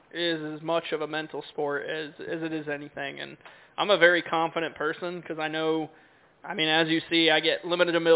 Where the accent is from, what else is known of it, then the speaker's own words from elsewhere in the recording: Connecticut, United States; I grew up in the Northeast in Connecticut racing 3 or 4 or 5 days a week